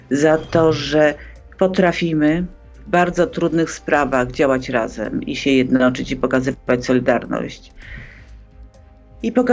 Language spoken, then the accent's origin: Polish; Poland